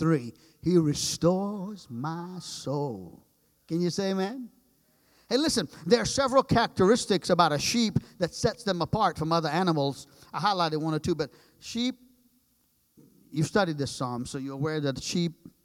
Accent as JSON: {"language": "English", "country": "Trinidad & Tobago", "tie": "born or raised there", "moved": "yes", "said": "I'm from the islands. I grew up in Trinidad, 35 miles long is the island"}